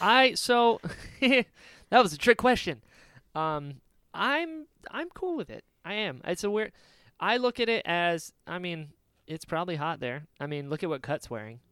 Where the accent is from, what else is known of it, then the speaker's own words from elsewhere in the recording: North Carolina, United States; I'm from North Carolina.